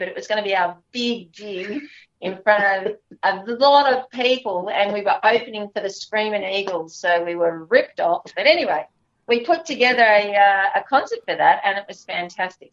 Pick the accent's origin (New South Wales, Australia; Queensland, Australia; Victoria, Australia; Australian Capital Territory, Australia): New South Wales, Australia; Gulgong; moved away; my hometown and my family life uh, growing up in a little town called Gigari